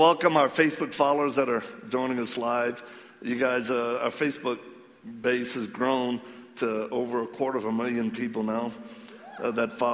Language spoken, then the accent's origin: English; Cajun, Louisiana, United States; accent: Cajun; because I am Cajun